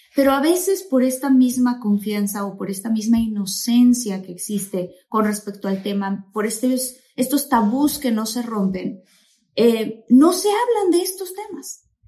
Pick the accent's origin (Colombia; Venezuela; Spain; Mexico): Mexico; now in United States; soy mexicana, mexicana de Guaso Colorado